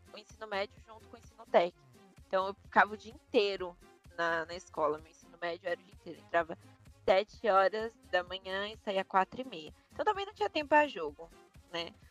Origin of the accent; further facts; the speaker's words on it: São Paulo, Brazil; Tenho 23 anos, sou de São Paulo, advogada